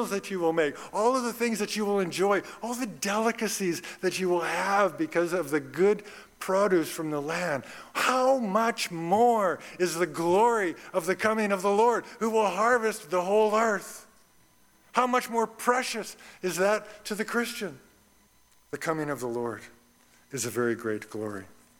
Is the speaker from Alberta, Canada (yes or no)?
yes; Red Deer, Alberta, Canada; I grew up in Red Deer, Alberta